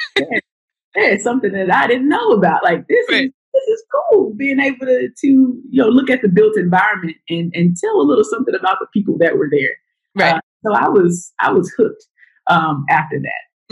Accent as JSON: {"language": "English", "town": "Waco", "region": "Texas", "country": "United States", "tie": "born or raised there", "moved": "yes", "said": "my hometown of Waco, Texas."}